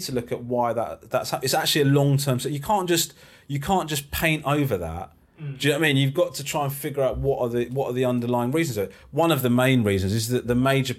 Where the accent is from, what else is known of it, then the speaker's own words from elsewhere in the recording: Crawley, South East England, United Kingdom; I was born in Crawley